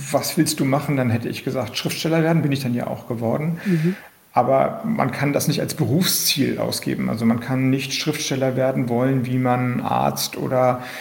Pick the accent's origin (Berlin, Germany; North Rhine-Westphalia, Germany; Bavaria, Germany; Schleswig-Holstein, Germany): Schleswig-Holstein, Germany; Kiel; ich komme aus Kiel, Heikendorf liegt bei Kiel